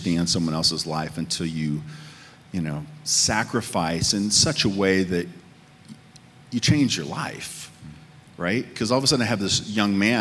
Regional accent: Midwest, United States; moved away; also born or lived in Northern California; I came from the Midwest

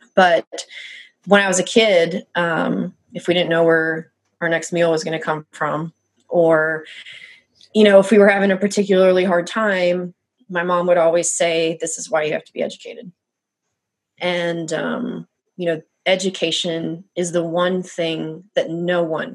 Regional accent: South Mississippi, United States; moved away as an adult; also born or lived in Pennsylvania / South Louisiana; I moved to South Mississippi, very close to, you know, New Orleans. That was the only place to go to do anything in that kind of rural area. And so that is where I spent ages 8 through 17

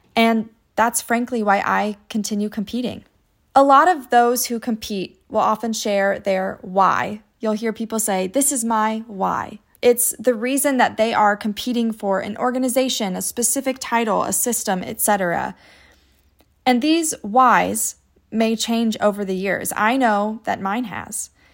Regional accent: United States; my hometown competition, I would earn the title of Junior Miss Scott County

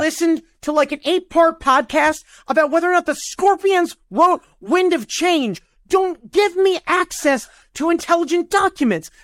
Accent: United States; I'm an American

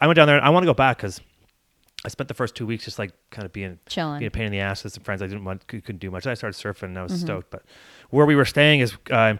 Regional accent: Barrie, Ontario, Canada; born or raised there; now in Whistler, Canada

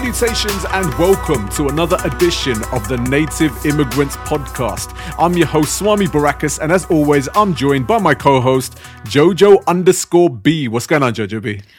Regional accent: Southall, London, United Kingdom; moved away as an adult; I was born, brought up, raised in South for thirty-five years of my life

